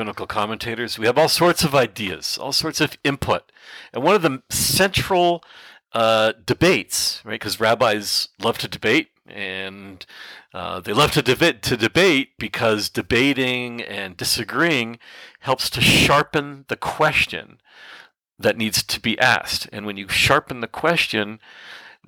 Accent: Canada; For my fellow Canadians

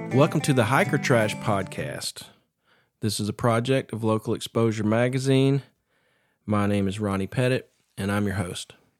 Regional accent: Appalachia, United States; I grew up here

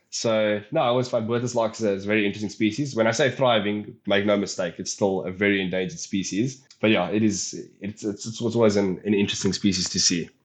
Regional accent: Polokwane, Limpopo, South Africa; moved away as an adult; now in Western Cape, South Africa; coming from the Limpopo province, but I've decided to take a bird that I've grown up with, a bird that I've seen, obviously, on a, on a regular basis growing up in Polokwane

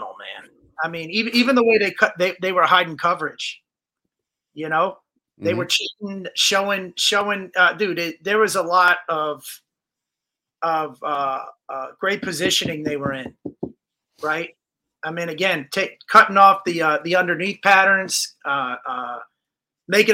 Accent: New Jersey, United States; we're actually from New Jersey

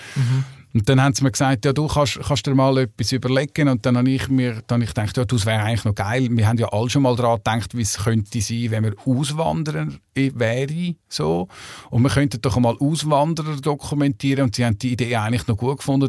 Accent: Switzerland; also born or lived in Hamburg; bei uns in der Schweiz

